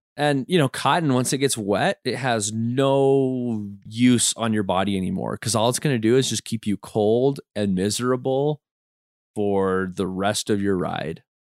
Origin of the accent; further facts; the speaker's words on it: Utah, United States; we grew up in Utah, we grew up in scouts